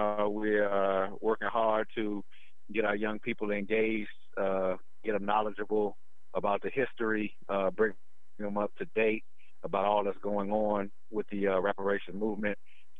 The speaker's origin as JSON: {"language": "English", "town": "Washington, D.C.", "region": "District of Columbia", "country": "United States", "tie": "born or raised there", "said": "I grew up in the Washington, D.C. area"}